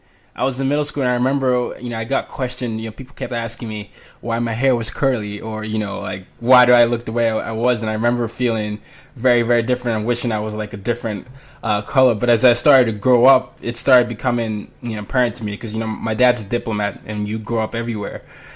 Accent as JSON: {"language": "English", "country": "Nigeria", "said": "me being Nigerian"}